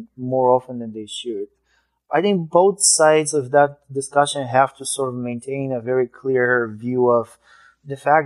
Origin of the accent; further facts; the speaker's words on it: Bulgaria; moved away; I immigrated from Bulgaria.